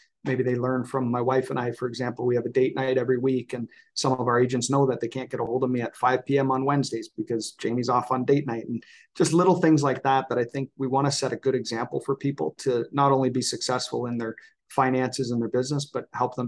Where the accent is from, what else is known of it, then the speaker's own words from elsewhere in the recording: Canada; I'm Canadian